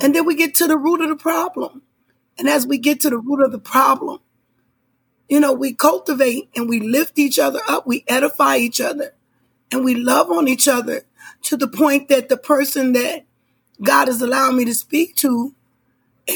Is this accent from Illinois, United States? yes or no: yes; Illinois, United States; I was raised up in Illinois